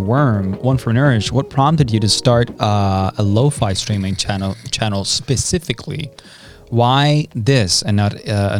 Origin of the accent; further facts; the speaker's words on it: Denmark; I'm from Denmark. I'm born and raised in Denmark.